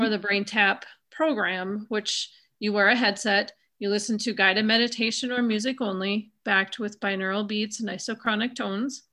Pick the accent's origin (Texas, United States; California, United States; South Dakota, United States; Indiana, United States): South Dakota, United States; now in Wisconsin, United States; I grew up in South Dakota